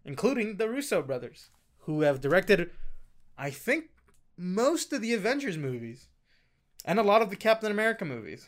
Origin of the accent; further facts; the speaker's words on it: New York City, New York, United States; I'm from Queens